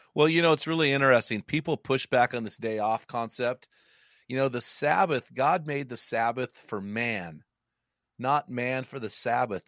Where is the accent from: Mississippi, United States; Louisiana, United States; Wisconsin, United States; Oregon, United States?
Oregon, United States; McMinnville; my hometown of McMinnville, which is about forty-five minutes from the coast